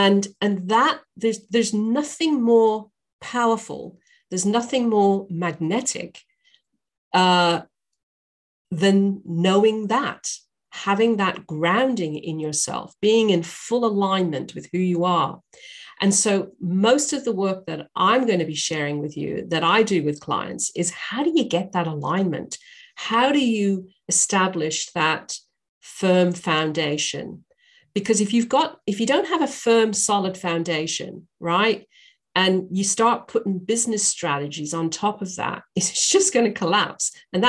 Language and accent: English; England, United Kingdom; also born or lived in Northern Ireland / Australia; now in United States; I'm a Brit. I was born in Northern Ireland. I was raised in England and I lived in Australia for many years. And I now live in the US.